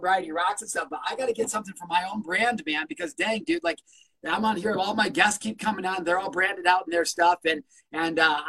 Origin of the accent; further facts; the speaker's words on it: Illinois, United States; I'm from Illinois